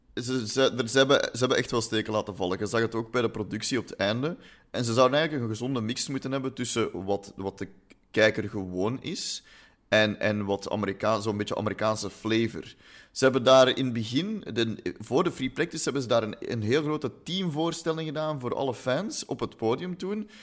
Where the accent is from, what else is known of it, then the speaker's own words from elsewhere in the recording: Flanders, Belgium; we zijn Vlamingen